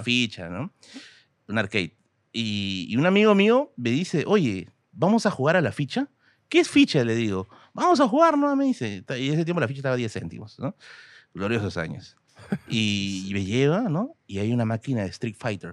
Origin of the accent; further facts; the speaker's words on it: Tacna, Peru; Yo soy de Tacna, pero como dije, mi papá es de Puno